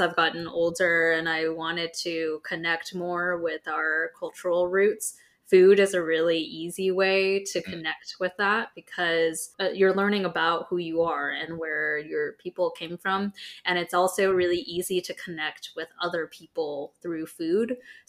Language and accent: English; United States; From being American, I'm definitely the most proud of our roots of America exists because we defected from England.